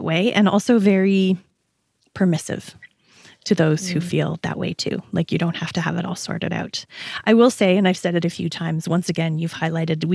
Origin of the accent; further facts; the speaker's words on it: Canada; being Canadian